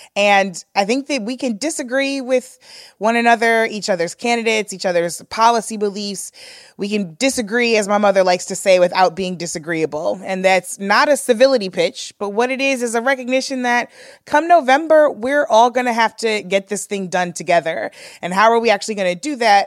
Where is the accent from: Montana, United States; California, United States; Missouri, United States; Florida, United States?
Missouri, United States; St. Louis; we grew up in Saint Louis